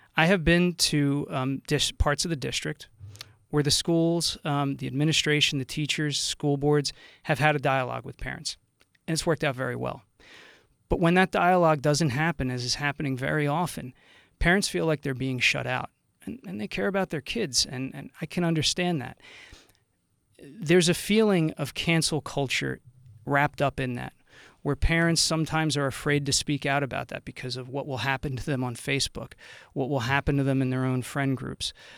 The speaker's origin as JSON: {"language": "English", "area": "Burlington County", "region": "New Jersey", "country": "United States", "tie": "born or raised there", "said": "growing up in Burlington County"}